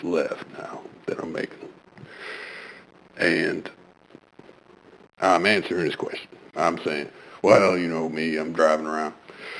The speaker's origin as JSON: {"language": "English", "town": "Blartsbury", "region": "Wisconsin", "country": "United States", "tie": "born or raised there", "said": "I was driving through my hometown of Blartsbury, Wisconsin, and I was making a left, like I normally do."}